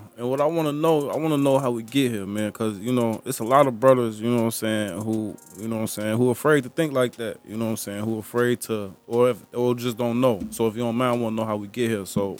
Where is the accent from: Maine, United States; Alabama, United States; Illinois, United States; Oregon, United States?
Illinois, United States; Chicago; I lived all over Chicago.